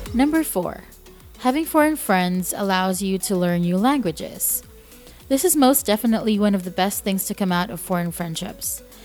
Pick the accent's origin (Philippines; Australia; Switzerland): Philippines; moved away